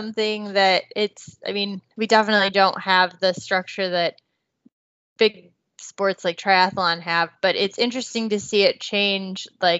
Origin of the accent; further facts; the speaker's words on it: Michigan, United States; I'm from Michigan.